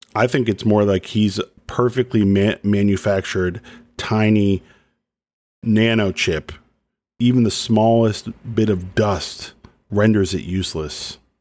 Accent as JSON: {"language": "English", "area": "Dallas or Plano", "region": "Texas", "country": "United States", "tie": "born or raised there", "said": "when I was a kid growing up in Dallas or Plano"}